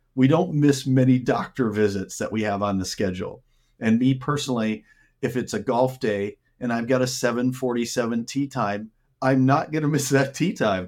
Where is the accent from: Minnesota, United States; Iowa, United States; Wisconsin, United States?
Minnesota, United States; moved away as an adult; now in Arizona, United States; I grew up in Minnesota, and I spent half my life there